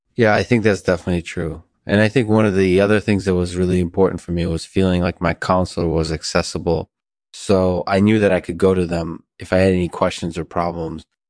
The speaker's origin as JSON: {"language": "English", "town": "Seattle", "region": "Washington", "country": "United States", "moved": "as an adult", "lives_now": "Los Angeles, United States", "said": "I'm from Seattle originally, and so when I moved to Los Angeles a few years ago"}